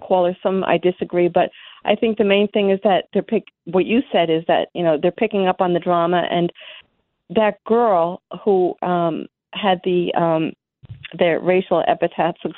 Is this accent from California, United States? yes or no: no; Yonkers, New York, United States; now in Hartsdale, United States; I'm from Yonkers, and I pass by there all the time.